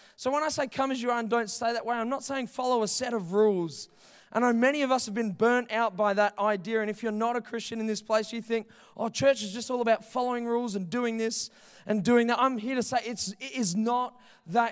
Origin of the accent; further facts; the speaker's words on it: Heathridge, Western Australia, Australia; I grew up in Heathridge, like, three minutes away. I was born in Joondalup Hospital.